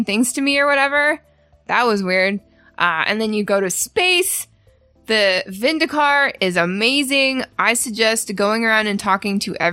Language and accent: English; Canada; moved away; I'm Canadian and we eat this thing. It's called Kraft Dinner